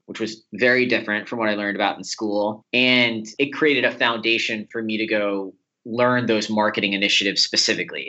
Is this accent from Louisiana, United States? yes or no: yes; New Orleans, Louisiana, United States; moved away as an adult; also born or lived in Chicago; I grew up in New Orleans, Louisiana, and I went to college in Chicago at Loyola University there